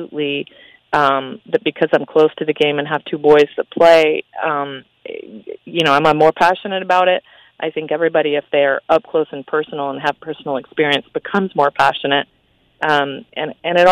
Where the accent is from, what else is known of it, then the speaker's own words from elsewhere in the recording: Henderson, Nevada, United States; I grew up in Henderson.